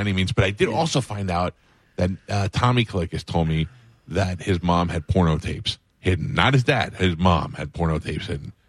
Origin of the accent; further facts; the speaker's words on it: Staten Island, New York, United States; In Staten Island.